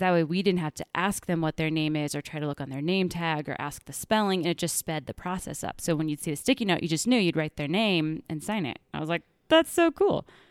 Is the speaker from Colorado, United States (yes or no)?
no; Kansas, United States; now in Denver, United States; I grew up in Kansas